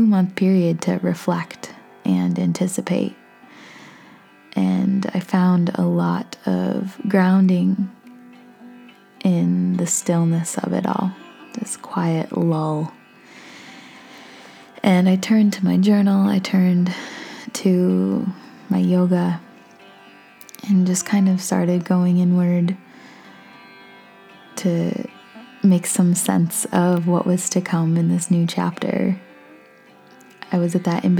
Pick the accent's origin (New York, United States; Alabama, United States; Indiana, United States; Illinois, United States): New York, United States; Hornell; moved away as an adult; also born or lived in Keystone, Colorado / Australia; I was living in my hometown in Hornell, New York with my parents